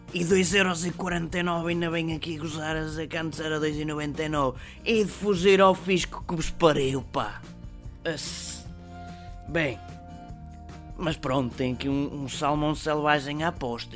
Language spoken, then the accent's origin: Portuguese; Portugal; Nós somos portugueses